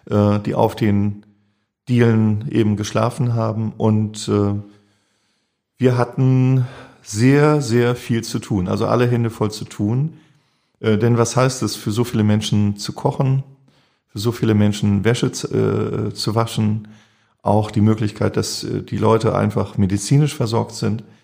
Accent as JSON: {"language": "German", "region": "Hamburg", "country": "Germany", "said": "Ich gehöre nicht zu den St. Pauli-Romantikern. Ich, das ist meine Heimat hier. Ich fühle mich hier sehr, sehr wohl."}